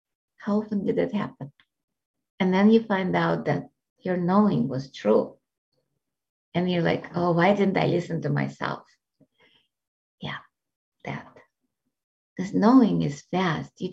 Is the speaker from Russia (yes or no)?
yes; Russia; moved away; I grew up in Russia